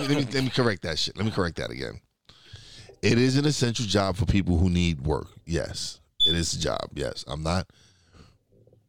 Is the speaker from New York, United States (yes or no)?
yes; New York City, New York, United States; moved away; also born or lived in Florida; I eventually moved to Florida, so it was hard to get me being a New York guy